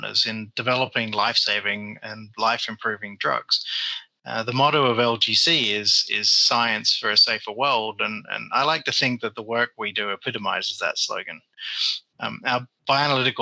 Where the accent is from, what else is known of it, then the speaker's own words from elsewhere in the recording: Perth, Western Australia, Australia; moved away as an adult; also born or lived in Germany; now in United Kingdom; my hometown of Perth in Western Australia